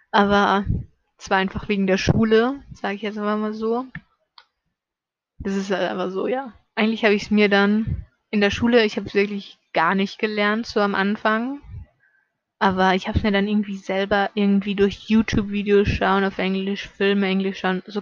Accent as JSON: {"language": "German", "region": "Salzburg", "country": "Austria", "tie": "born there", "lives_now": "Vorarlberg, Austria", "said": "also geboren bin ich halt in Salzburg, ja, aber ich lebe in Vorarlberg und das ist schon ein ziemlich großer Unterschied von dem Akzent, von dem Dialekt her."}